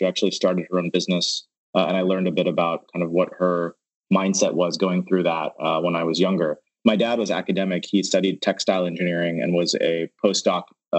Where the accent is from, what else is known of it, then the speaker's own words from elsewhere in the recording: Atlanta, Georgia, United States; also born or lived in Baton Rouge, Louisiana / Dallas, Texas; But I was born in Atlanta and then I lived in Baton Rouge, Louisiana, and then Dallas, Texas before I moved to the Bay Area for school.